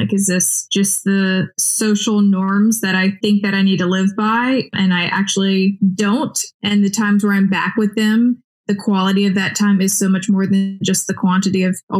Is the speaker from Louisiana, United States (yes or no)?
yes; Baton Rouge, Louisiana, United States; moved away as an adult; I was born and raised in Baton Rouge and I haven't lived anywhere else.